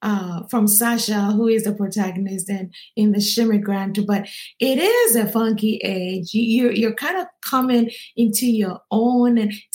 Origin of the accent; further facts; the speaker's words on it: Ghana; now in United States; I'm originally from Ghana, West Africa.